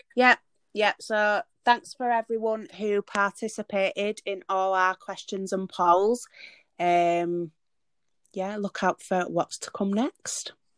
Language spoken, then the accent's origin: English; Leeds, Yorkshire and the Humber, United Kingdom; now in Liverpool, United Kingdom; I am originally from Leeds but moved to Liverpool.